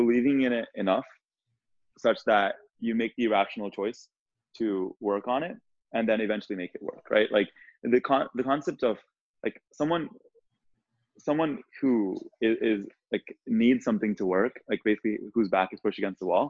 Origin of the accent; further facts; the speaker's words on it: India; moved away; I was born in India